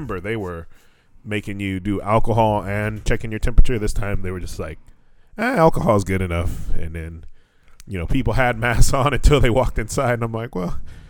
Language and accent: English; Atwater, California, United States; now in Fukuoka, Japan; When we were growing up in Atwater